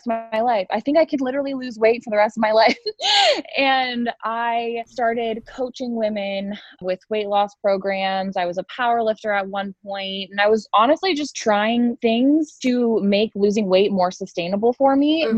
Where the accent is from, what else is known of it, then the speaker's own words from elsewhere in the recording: Columbus, Ohio, United States; I am 24 and I am from Columbus, Ohio.